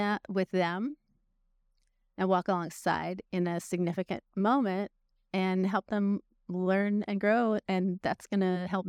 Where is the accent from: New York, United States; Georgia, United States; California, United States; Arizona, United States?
California, United States; now in Tennessee, United States; Northern California.